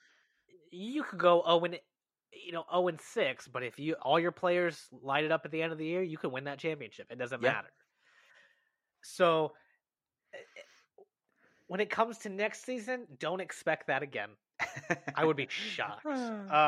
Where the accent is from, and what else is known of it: Chicago, Illinois, United States; born or raised there